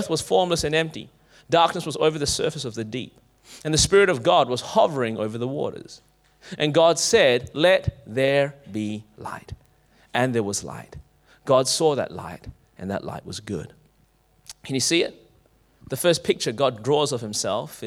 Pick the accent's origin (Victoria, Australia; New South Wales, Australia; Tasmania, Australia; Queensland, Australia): Victoria, Australia; Clayton; I grew up in Clayton